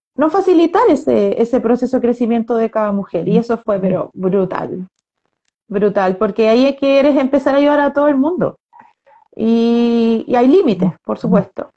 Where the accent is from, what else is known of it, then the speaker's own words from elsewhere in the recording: Chile; todo lo que hemos vivido las personas como chilenas los últimos dos años y medio